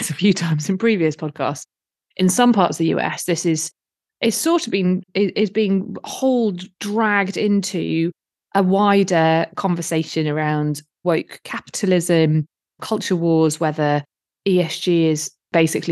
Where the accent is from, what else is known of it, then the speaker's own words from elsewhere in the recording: United Kingdom; accent: British; I'm a bit British, as you can tell from my accent